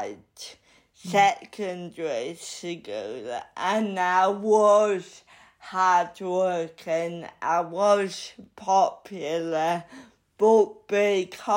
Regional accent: Bridlington, Yorkshire and the Humber, United Kingdom; moved away as an adult; now in London, United Kingdom; I like Bridlington. It will always be my hometown, but it is small-minded

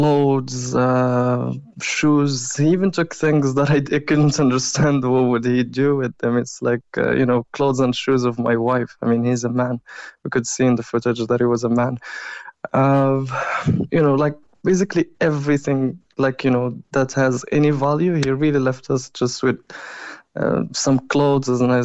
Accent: Morocco; also born or lived in Kyiv, Ukraine; now in Ireland; I'm originally from Morocco

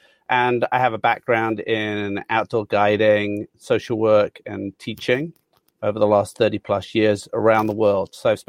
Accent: Handsworth, West Midlands, United Kingdom; I'm a very proud Brummie. I was born in Handsworth.

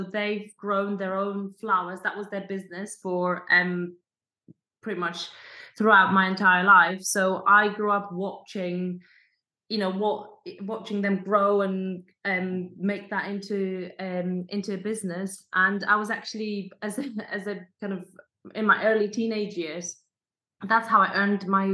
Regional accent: Poland; moved away; also born or lived in Scotland; growing up in a village, I come from Poland

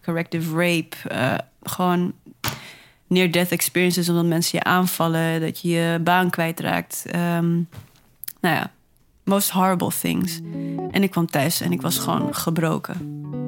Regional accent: Netherlands; also born or lived in Namibia; Waar ik ben geboren. Hier dus opgegroeid sinds mijn vijfde

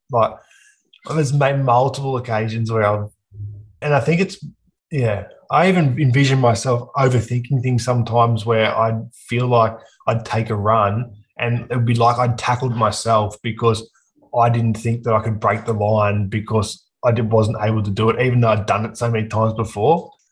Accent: Aberdeen, New South Wales, Australia; also born or lived in Scone, New South Wales; now in Newcastle, Australia; I grew up in a small country town called Aberdeen, which is about an hour and a half north of Newcastle

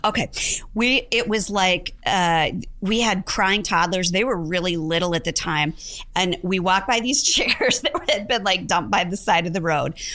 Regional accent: Bellevue, Nebraska, United States; So I grew up in Bellevue, Nebraska

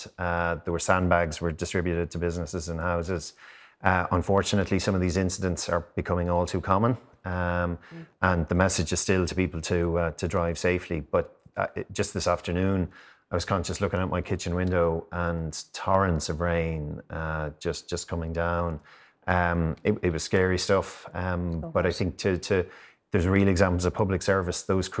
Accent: Gorey, Leinster, Ireland; Well, that's Gorey, my hometown

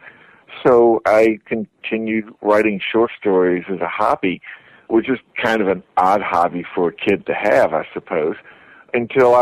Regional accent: Tennessee, United States; I was a kind of growing up in Tennessee

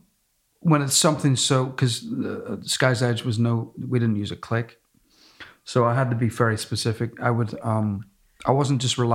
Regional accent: Belfast, Northern Ireland, United Kingdom; moved away; also born or lived in United States; I'm from Belfast and I lived in America

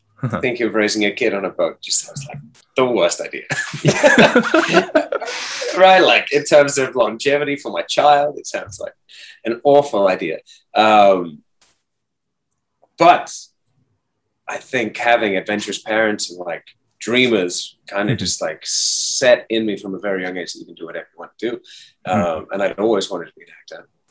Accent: Hong Kong; moved away as an adult; also born or lived in United States; I was raised in Hong Kong, so it's been like my home base for most of my life

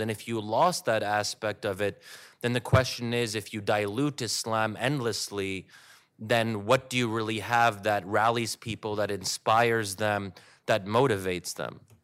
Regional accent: Pennsylvania, United States; my community was in Pennsylvania

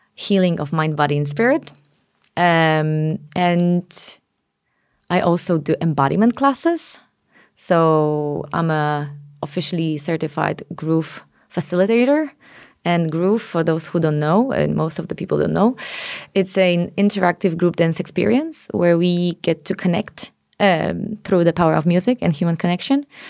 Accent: Poland; now in Denmark; I come from Poland

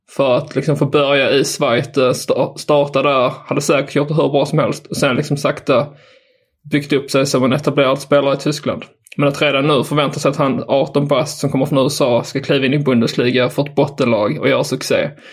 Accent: Skåne, Sweden; jag är från Skåne

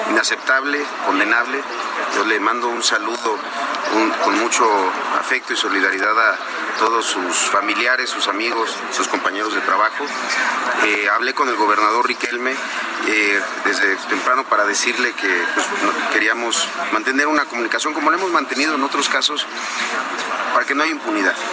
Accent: Mexico; como mexicanos

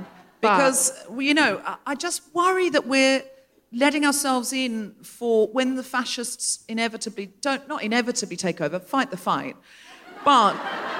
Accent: Gold Coast, Queensland, Australia; I am aware with this accent, I can't get away with but we have to remember I was raised on the Gold Coast and then we'll all relax.

